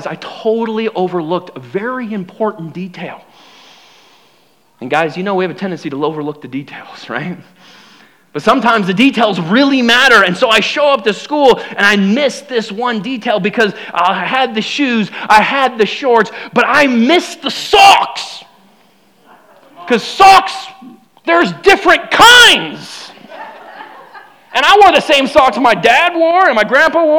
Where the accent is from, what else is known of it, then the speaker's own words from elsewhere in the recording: United States; I'm proud to be an American